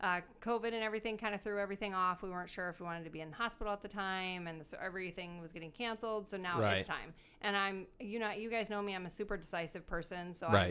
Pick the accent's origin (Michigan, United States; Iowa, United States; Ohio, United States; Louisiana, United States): Iowa, United States; now in California, United States; We're originally from Iowa. I already told him, I said, we're going to we're from Iowa. We're flying from Iowa. We're not from California.